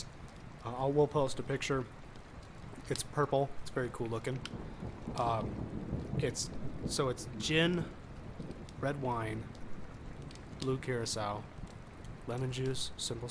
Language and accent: English; Southern California, United States; now in Colorado, United States; When I was growing up, I grew up in Southern California